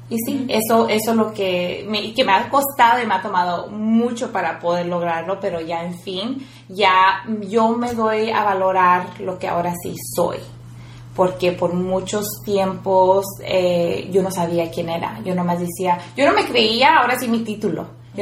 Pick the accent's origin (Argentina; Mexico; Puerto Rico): Mexico; moved away; yo vengo del rancho